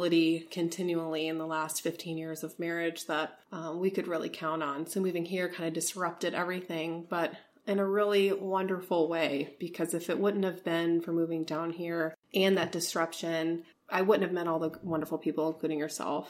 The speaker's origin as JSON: {"language": "English", "town": "Elkhart", "region": "Indiana", "country": "United States", "tie": "born or raised there", "moved": "yes", "said": "I was born in Elkhart, Indiana. It's close to Notre Dame. So it's kind of usually how I describe where I'm from"}